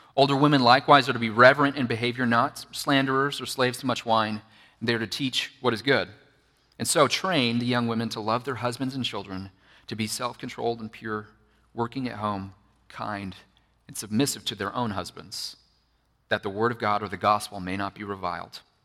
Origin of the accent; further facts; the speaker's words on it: Bible Belt, Southern United States, United States; I grew up in the Bible Belt, which is Southern United States, right?